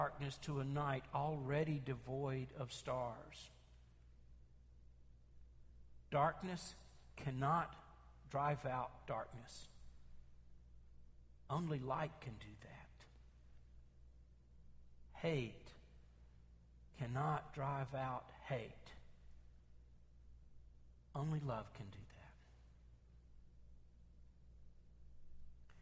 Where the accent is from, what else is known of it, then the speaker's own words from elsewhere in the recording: Memphis, Tennessee, United States; I grew up in North Memphis